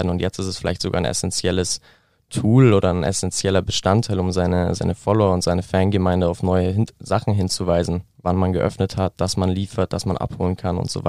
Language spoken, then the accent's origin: German; Neuried, Bavaria, Germany; das Café Ford zum Beispiel, ähm, auch aus meiner, meinem Heimatdorf Neuried eben, ist mittlerweile aber auch an mehreren Standorten.